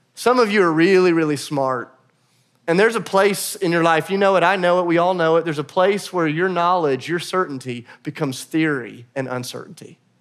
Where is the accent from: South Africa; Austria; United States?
United States; as American Christians